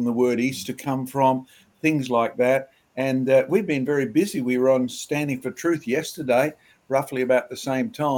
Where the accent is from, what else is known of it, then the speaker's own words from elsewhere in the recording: Australia; I grew up in Australia, I didn't go to church